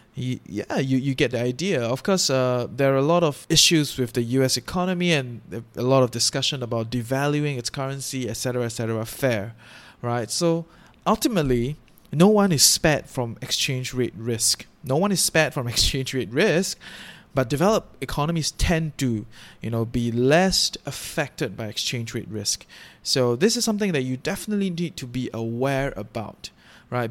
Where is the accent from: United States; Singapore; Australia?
Singapore; now in Malaysia; I'm from Singapore. I live in Malaysia